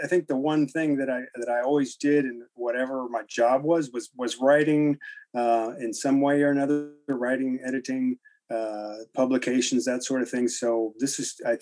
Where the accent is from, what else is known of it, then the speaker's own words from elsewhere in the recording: Mexico, Missouri, United States; moved away as an adult; now in Earlham, United States; I grew up in Mexico, Missouri, which is a town of about 11,000.